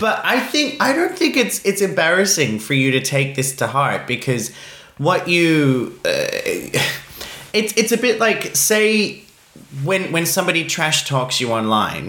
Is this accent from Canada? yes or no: no; Australia